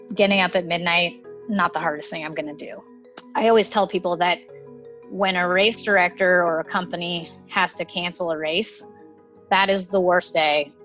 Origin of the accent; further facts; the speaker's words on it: Sacramento, California, United States; moved away as an adult; also born or lived in Los Angeles / New York City; I moved back to my hometown, which is Sacramento